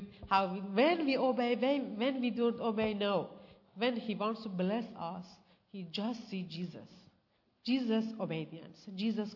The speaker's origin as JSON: {"language": "English", "country": "Iran", "also_born_or_lived": "Malaysia", "second_language": "English", "moved": "as an adult", "lives_now": "Australia", "said": "We came from Iran to Malaysia and Malaysia to here"}